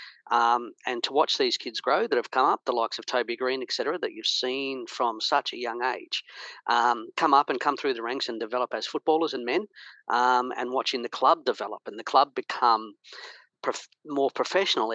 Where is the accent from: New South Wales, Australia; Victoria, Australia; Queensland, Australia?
Victoria, Australia; Ballarat; also born or lived in Melbourne; now in Canberra, Australia; growing up in Victoria, I'm born in Melbourne, raised in Ballarat, down in Victoria